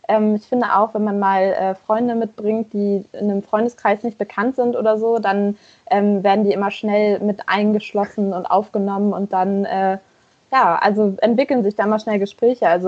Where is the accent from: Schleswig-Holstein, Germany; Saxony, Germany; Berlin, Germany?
Schleswig-Holstein, Germany; Flensburg; ich äh, kann hier für meine Heimat, also für Flensburg sprechen.